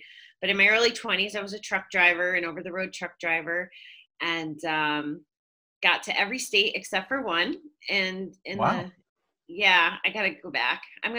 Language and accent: English; Connecticut, United States; moved away; So I was born and raised in Connecticut, which is the state over, and my folks still live there.